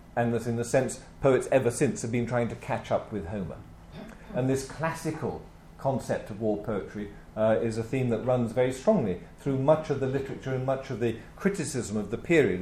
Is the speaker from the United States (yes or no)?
no; Birmingham, West Midlands, United Kingdom; I was born in Birmingham